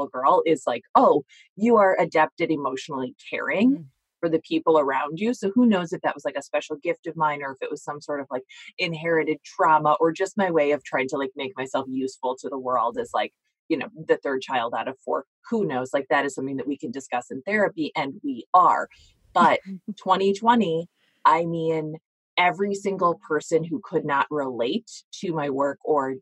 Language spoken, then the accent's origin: English; United States; as American women